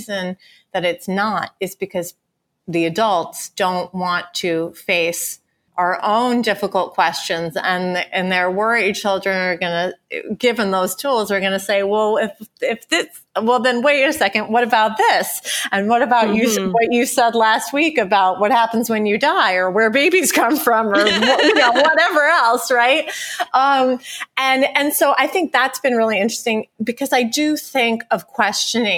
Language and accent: English; Ithaca, New York, United States; moved away; I have my same best girlfriends that I grew up with in Ithaca, New York